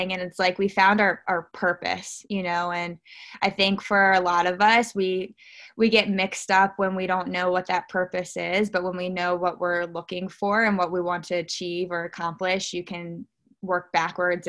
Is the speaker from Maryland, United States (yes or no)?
yes; Baltimore, Maryland, United States; I am born and raised a Baltimore, Maryland girl